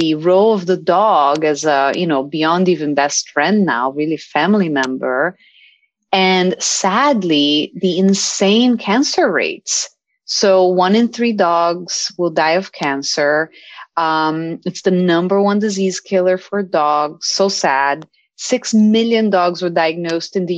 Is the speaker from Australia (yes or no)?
no; Brazil; now in United States; I'm from Brazil